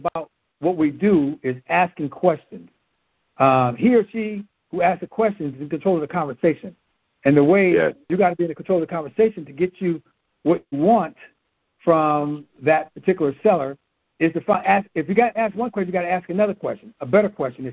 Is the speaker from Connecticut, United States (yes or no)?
no; California, United States; I'm being from California